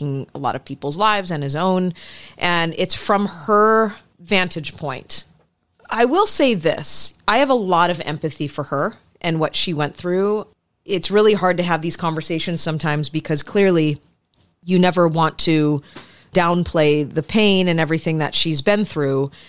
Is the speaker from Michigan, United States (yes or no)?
yes; Detroit, Michigan, United States; my hometown of Detroit has the Detroit Spook Show